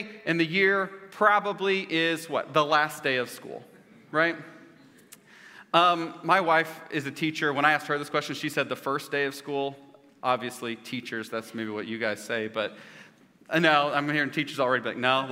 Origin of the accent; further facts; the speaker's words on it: Edmond, Oklahoma, United States; I grew up in Edmond Public School District